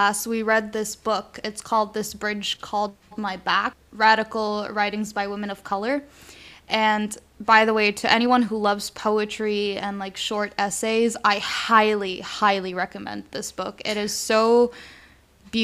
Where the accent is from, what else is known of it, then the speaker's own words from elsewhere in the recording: Lebanon; as I was growing up in Lebanon